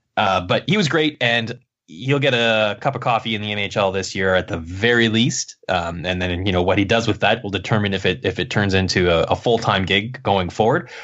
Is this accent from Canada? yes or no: yes; Kingston, Ontario, Canada; I was seeing Frontenac's games in my hometown